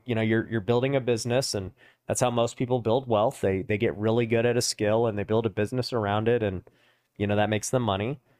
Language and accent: English; Las Vegas, Nevada, United States; I was born and raised out here in Vegas where we're